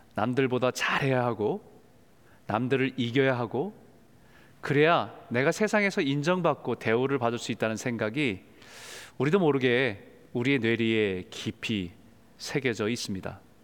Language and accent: Korean; South Korea; 한국에서 태어나고 자란 사람들은